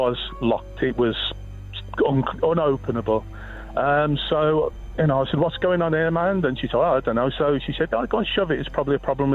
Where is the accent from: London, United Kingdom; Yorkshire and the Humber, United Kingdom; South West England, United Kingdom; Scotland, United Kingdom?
South West England, United Kingdom; North Cotswolds; From the North Cotswolds